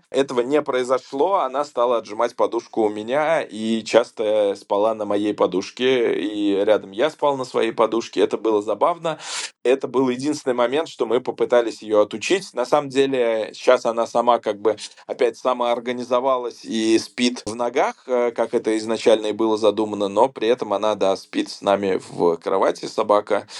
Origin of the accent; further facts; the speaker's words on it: Saratov, Saratov Oblast, Russia; moved away; я сам из Саратова